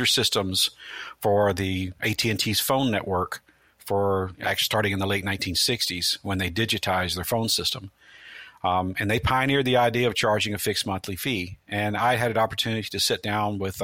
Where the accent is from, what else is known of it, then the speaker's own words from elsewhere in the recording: Memphis, Tennessee, United States; moved away as an adult; also born or lived in Midwest; now in Tampa, United States; I grew up in Memphis, Tennessee, and got the call to move to Florida in 1996